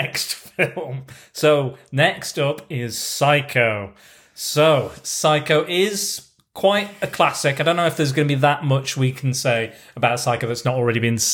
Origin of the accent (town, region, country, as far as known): United Kingdom